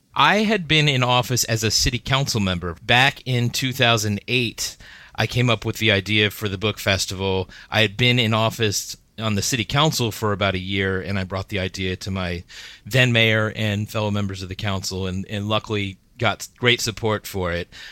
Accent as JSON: {"language": "English", "town": "Miami", "region": "Florida", "country": "United States", "tie": "born or raised there", "also_born_or_lived": "Washington, D.C.", "moved": "yes", "lives_now": "Gaithersburg, United States", "said": "I grew up in Miami, Florida, then came up to D C, then Gaithersburg"}